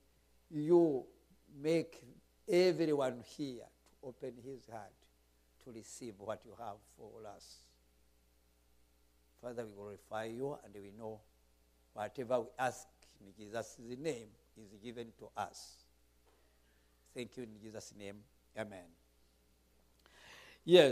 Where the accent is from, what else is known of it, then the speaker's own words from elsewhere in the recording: Rwanda; accent: Rwandan English; I'm speaking English, but Rwandan English.